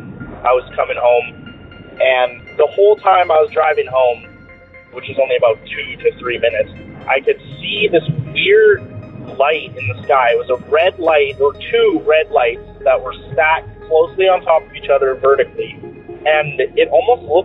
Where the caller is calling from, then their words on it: Ellensburg, Washington, United States; I'm calling from Ellensburg, Washington